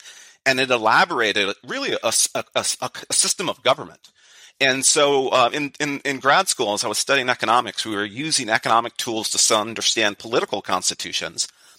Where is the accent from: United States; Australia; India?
United States; San Jose, California; I grew up in San Jose, California.